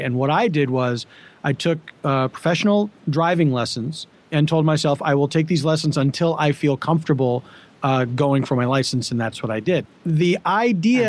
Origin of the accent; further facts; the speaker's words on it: Philadelphia, Pennsylvania, United States; also born or lived in New York City; now in Los Angeles, United States; I grew up in Philadelphia, where it was uh, pretty easy to get around without a car.